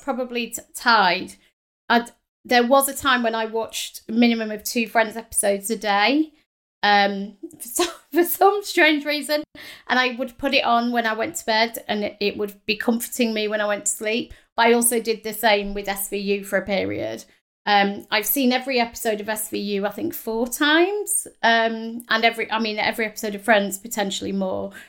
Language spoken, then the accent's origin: English; the north of England, United Kingdom; accent: northern; my accent, my northern accent was horrible during the interview